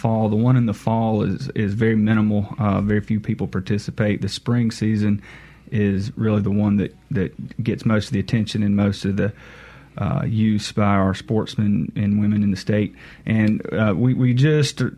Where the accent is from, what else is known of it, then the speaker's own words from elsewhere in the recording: Monticello, Mississippi, United States; I'm from Mississippi. I grew up around the Monticello area